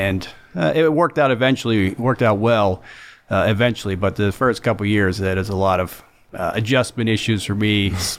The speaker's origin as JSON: {"language": "English", "town": "Freeport", "region": "Pennsylvania", "country": "United States", "said": "Freeport, Pennsylvania."}